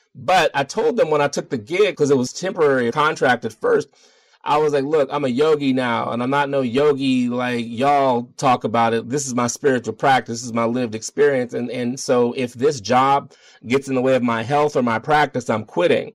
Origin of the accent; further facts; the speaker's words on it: Baltimore, Maryland, United States; moved away as an adult; now in Denver, United States; I'm from Baltimore.